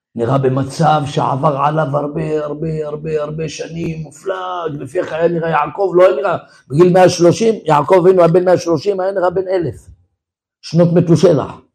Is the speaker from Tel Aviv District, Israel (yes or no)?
yes; Tel Aviv, Tel Aviv District, Israel; אני גדלתי בתל אביב, בתוך הבוהמה